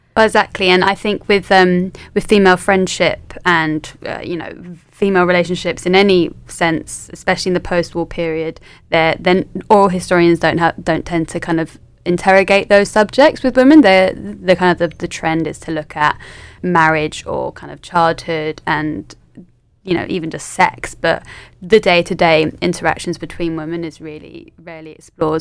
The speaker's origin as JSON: {"language": "English", "region": "London", "country": "United Kingdom", "also_born_or_lived": "Leeds", "moved": "as an adult", "lives_now": "Manchester, United Kingdom", "said": "I'm from London originally"}